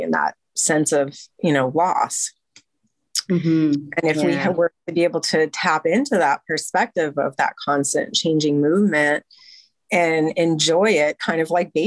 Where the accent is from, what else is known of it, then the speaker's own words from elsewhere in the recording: United States; I'm an American